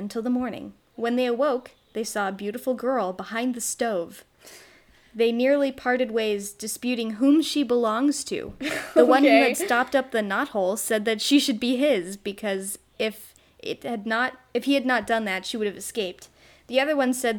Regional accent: United States; accent: American; my American accent

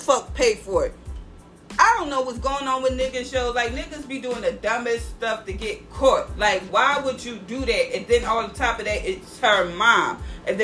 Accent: Philadelphia, Pennsylvania, United States; I love my hometown

